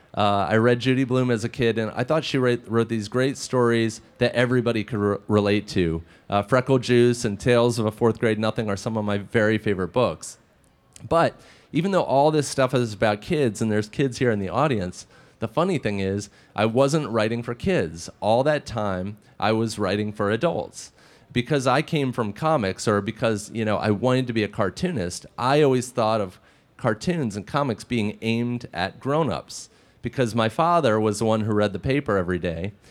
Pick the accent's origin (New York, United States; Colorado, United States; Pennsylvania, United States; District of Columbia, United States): District of Columbia, United States; Washington; also born or lived in Maryland; I grew up in the Washington, D.C. area